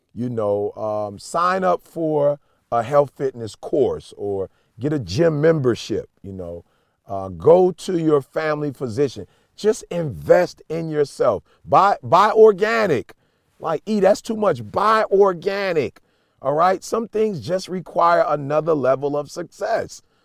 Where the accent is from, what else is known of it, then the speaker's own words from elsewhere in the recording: Chicago, Illinois, United States; moved away; I'm from Chicago originally